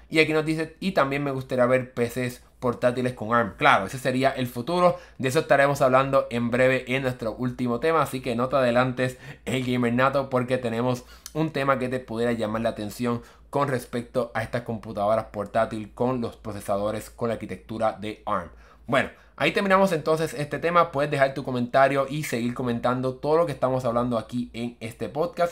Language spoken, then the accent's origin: Spanish; United States; yo soy de Estados Unidos